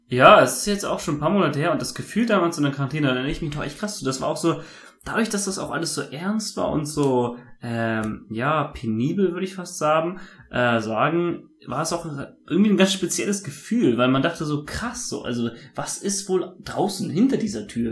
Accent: Germany; moved away as an adult; now in Taipei, Taiwan; weil ich ja Deutscher bin

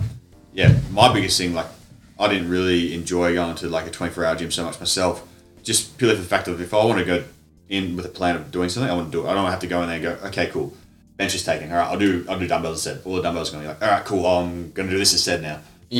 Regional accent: Frankston, Victoria, Australia; moved away as an adult; also born or lived in Perth; now in Shepparton, Australia; I was born in Frankston down in the Mornington Peninsula

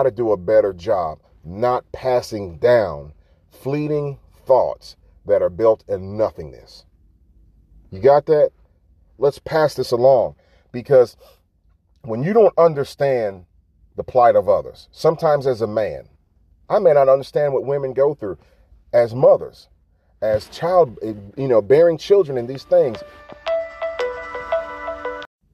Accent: the South, United States; I'm from the South

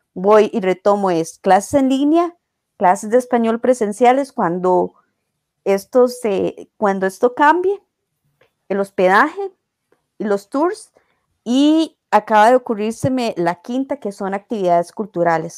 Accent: Costa Rica; yo digo que soy de Costa Rica

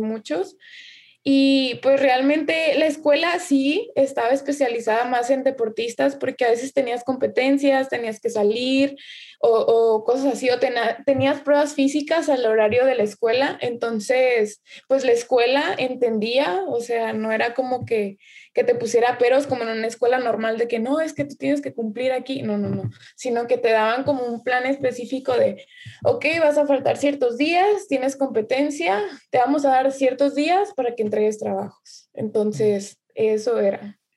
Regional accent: Nayarit, Mexico; la única de, Nayarit, de Nayarit que sale soy yo.

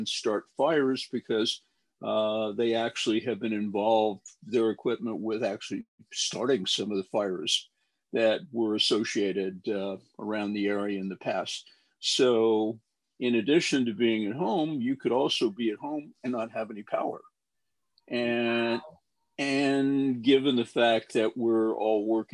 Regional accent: Denver, Colorado, United States; now in Silicon Valley, United States; I was born and raised in Denver

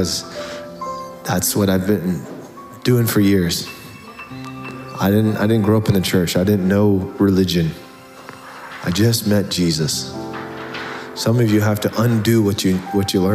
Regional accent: Tacoma, Washington, United States; I grew up in Tacoma

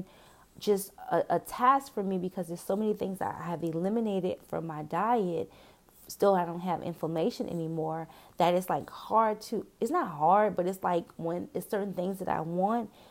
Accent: New Orleans, Louisiana, United States; I'm from New Orleans

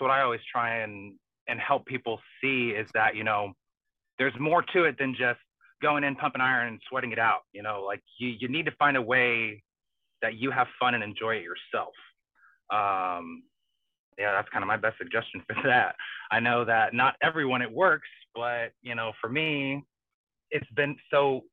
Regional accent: Southern Indiana, United States; I grew up in Southern Indiana.

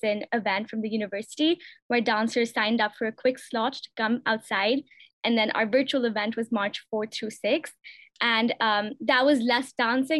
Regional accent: New Delhi, Delhi, India; moved away; I'm also a senior, and I'm from New Delhi, India

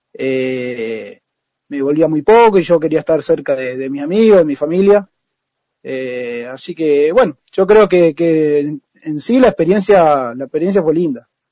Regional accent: María Juana, Santa Fe, Argentina; also born or lived in San Jorge / Sastre / Rosario; yo me vine a los tres años a vivir a María Juana. Yo, eh, toda mi familia es de San Jorge. Y empecé de chiquito en Atlético María Juana

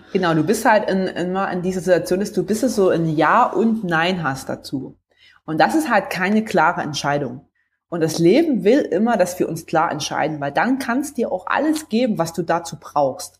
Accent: between Leipzig and Chemnitz, Saxony, Germany; now in Stuttgart, Germany; bin ursprünglich aufgewachsen im Osten, also näher zwischen Leipzig und Chemnitz

